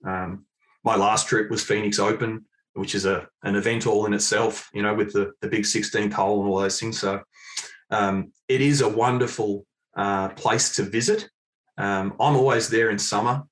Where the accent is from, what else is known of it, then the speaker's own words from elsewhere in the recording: Mount Eliza, Victoria, Australia; Mount Eliza. Yeah, yeah. Only uh, stone's throw really from where I am these days living